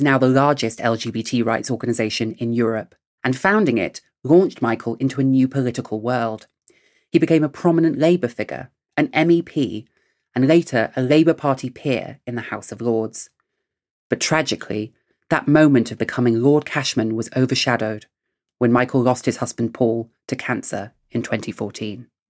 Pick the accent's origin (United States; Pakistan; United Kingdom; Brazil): United Kingdom; England; in England where I grew up until 2003